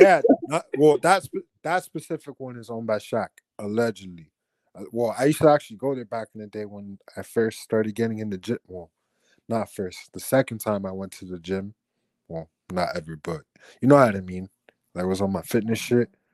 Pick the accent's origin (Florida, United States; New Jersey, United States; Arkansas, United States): Florida, United States; Miami; accent: Chico Miami accent; I grew up in the Chico part of Miami